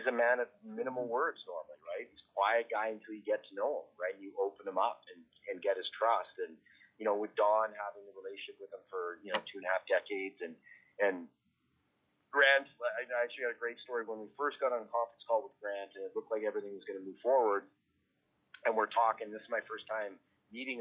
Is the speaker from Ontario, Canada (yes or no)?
no; Kelowna, British Columbia, Canada; moved away as an adult; also born or lived in Trail, British Columbia / New York City; now in Edmonton, Canada; growing up in Kelowna, and coming from Trail and small towns